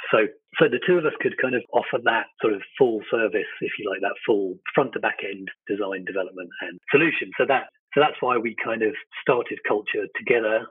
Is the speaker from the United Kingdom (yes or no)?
yes; East Sussex, South East England, United Kingdom; also born or lived in London; I'm based in kind of London and East Sussex, which is kind of uh, about an hour south of London